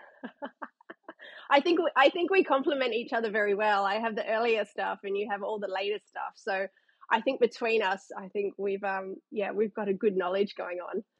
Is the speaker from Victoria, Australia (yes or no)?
no; Canberra, Australian Capital Territory, Australia; now in Newcastle, Australia; grew up in Canberra, played t ball, played baseball like so many kids